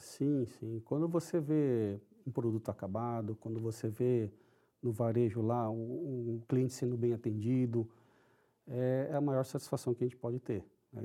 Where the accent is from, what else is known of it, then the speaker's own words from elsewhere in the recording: São Paulo, Brazil; first language Japanese; Portuguese is a second language; Eu nasci em São Paulo, sou paulistano